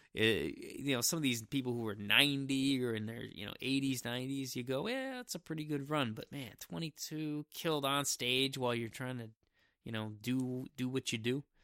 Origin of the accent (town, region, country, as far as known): Coeur d'Alene, Idaho, United States; born or raised there